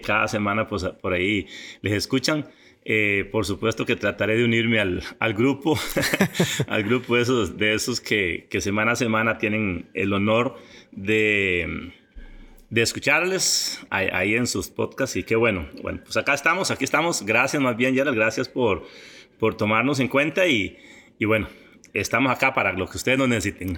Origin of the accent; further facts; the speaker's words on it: Coto Brus, Puntarenas, Costa Rica; also born or lived in Pérez Zeledón / San José; nos fuimos a un lugar que se llama Monterrey y por ahí por ahí estuve toda, toda mi niñez y adolescencia